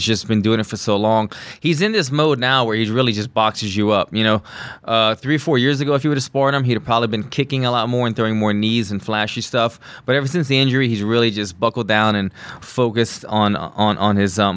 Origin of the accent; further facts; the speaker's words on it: Louisiana, United States; I'm from Louisiana, and so I'm French and Syrian